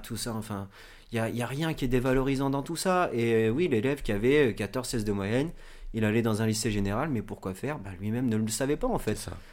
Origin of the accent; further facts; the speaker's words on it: Normandy, France; je suis originaire de Normandie